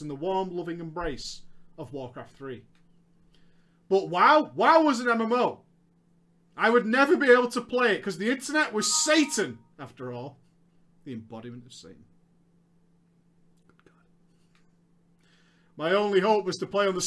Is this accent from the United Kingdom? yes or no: yes; United Kingdom; I'm British.